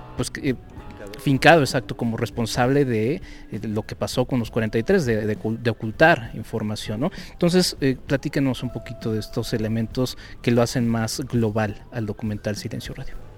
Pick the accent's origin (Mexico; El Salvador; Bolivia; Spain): Mexico; como mexicanos